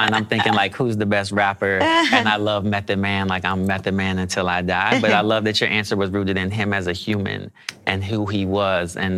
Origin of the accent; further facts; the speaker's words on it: West Coast, United States; So I grew up on the West, so I was definitely more West Coast